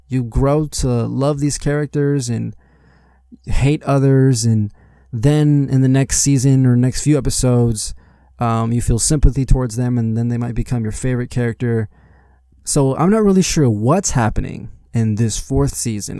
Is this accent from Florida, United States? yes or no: no; Las Vegas, Nevada, United States; I was born here in Las Vegas, Nevada.